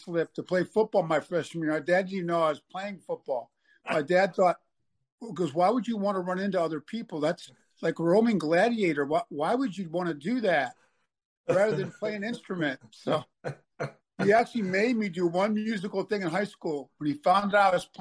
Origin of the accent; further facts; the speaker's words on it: Buffalo, New York, United States; moved away as an adult; growing up in Buffalo, which I loved